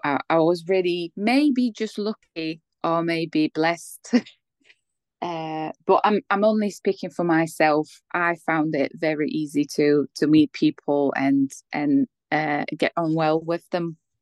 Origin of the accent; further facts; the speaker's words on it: Poland; English is a second language; moved away as an adult; also born or lived in Bratislava, Slovakia; now in United Kingdom; I'm from Poland.